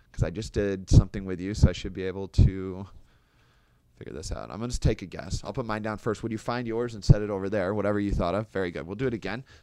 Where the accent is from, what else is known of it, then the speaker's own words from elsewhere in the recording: Kansas, United States; now in Chicago, United States; I mean, I'm from Kansas originally, live in Chicago now